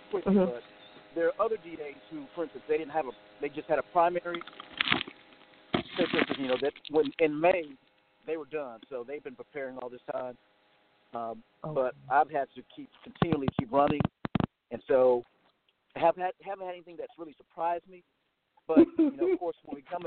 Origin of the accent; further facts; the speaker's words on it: Goldsboro, North Carolina, United States; I was raised in Goldsboro. Graduated from Goldsboro High School